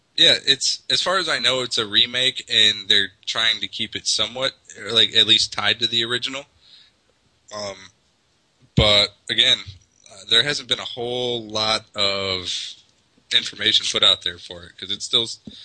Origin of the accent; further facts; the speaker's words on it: Scotland, United Kingdom; Oh, it's probably because I'm Scottish.